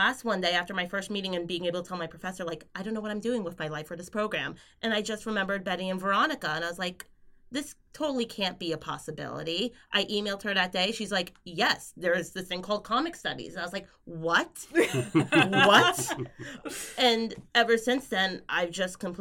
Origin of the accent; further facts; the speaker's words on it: Long Island, New York, United States; moved away as an adult; now in Dundee, United Kingdom; I was born and raised on Long Island